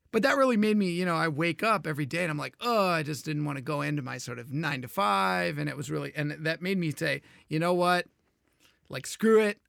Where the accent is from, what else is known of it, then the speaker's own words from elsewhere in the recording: Houston, Texas, United States; I grew up in Houston, Texas